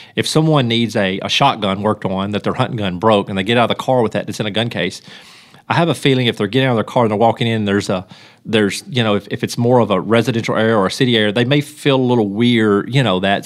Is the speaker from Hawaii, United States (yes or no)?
no; Union City, Tennessee, United States; I'm from Union City and, and I, and lived here my whole life